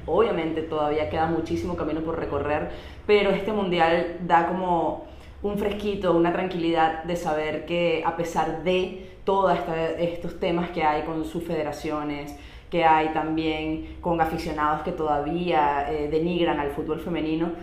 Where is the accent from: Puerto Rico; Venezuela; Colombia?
Venezuela; nosotras somos dos chicas venezolanas que estamos actualmente en Valencia, Venezuela